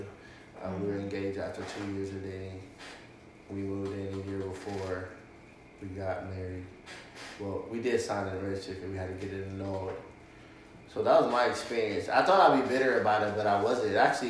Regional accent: East Coast, United States; now in Arizona, United States; Hopefully, we're all from the East Coast, living in Arizona.

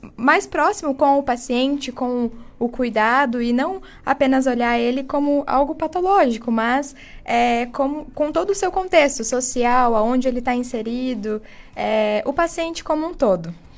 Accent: Jaguaraíva, Paraná, Brazil; moved away as an adult; now in Ponta Grossa, Brazil; vim lá de Jaguaraíva

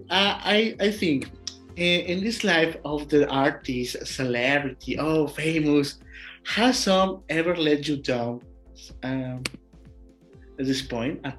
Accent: Mexico; English is a second language; I'm from Mexico. My podcast

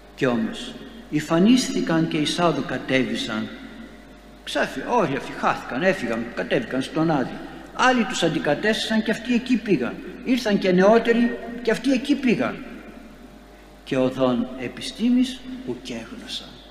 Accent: Greece; σαν Έλληνες ζούμε ακόμη και δεν χαθήκαμε

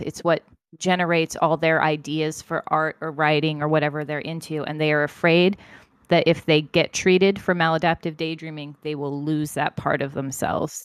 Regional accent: United States; I'm American

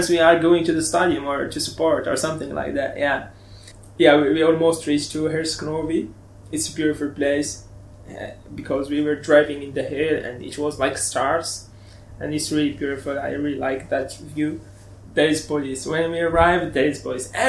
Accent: Turkey; English is a second language; moved away; I came from Turkey only with small.

